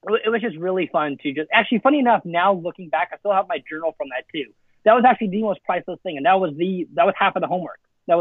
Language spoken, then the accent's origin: English; Alberta, Canada; first language Afrikaans; English is a second language; now in United States; I grew up in Canada. So Banff was my backyard